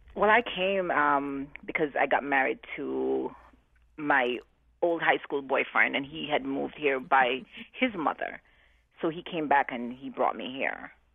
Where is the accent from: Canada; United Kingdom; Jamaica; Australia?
Jamaica; now in New Haven, United States; for me in New Haven, before I'm known as a Jamaican